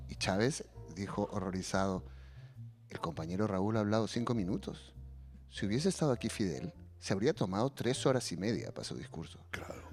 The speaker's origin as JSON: {"language": "Spanish", "country": "Peru", "moved": "yes", "lives_now": "Spain", "said": "las poco más de dos décadas que llevo viviendo fuera de Perú y que te van convirtiendo en una persona que ya nunca volverá a ser el peruano"}